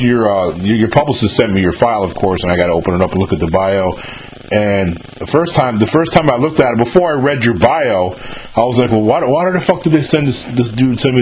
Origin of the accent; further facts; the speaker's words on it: New York, United States; I'm from New York, too